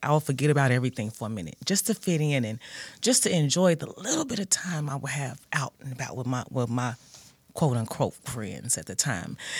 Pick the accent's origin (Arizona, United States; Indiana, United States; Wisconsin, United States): Indiana, United States; Gary; I grew up in, well, I'm from Gary, Indiana, born nineteen seventy-five